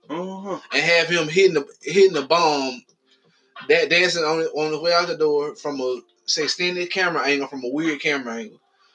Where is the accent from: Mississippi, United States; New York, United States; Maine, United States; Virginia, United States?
Mississippi, United States; I'm from Mississippi.